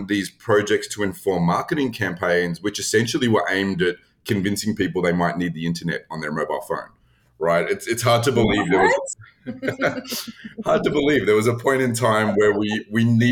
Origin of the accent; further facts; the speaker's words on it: Australia; moved away as an adult; now in United States; I am not someone who grew up in the US. I'm originally from Australia.